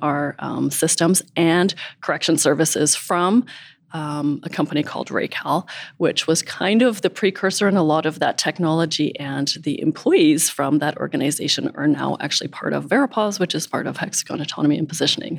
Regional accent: Calgary, Alberta, Canada; moved away as an adult; also born or lived in San Diego; born and raised in Calgary

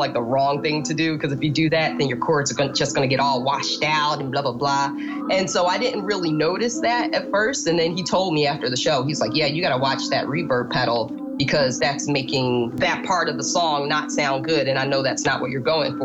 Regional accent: Philadelphia, Pennsylvania, United States; now in Brooklyn, United States; I'm from Philadelphia originally, but now I live in Brooklyn.

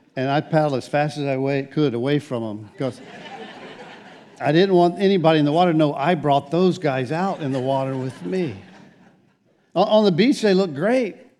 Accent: United States; I'm an American.

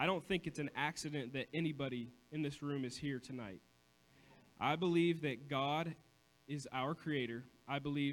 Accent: Coshocton, Ohio, United States; also born or lived in Cambridge, Ohio; I lived in Coshocton. I was born in Coshocton.

